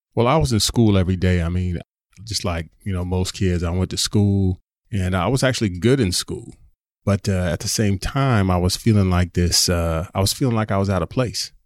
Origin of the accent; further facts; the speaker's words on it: San Diego, California, United States; I grew up in Southern California, in Southeast San Diego